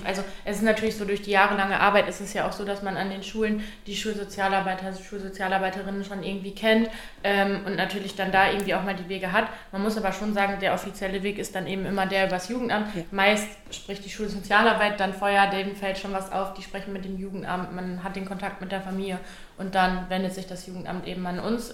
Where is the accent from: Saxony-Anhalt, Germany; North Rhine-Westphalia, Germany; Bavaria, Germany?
North Rhine-Westphalia, Germany; Minden; ich komme auch direkt hier aus Minden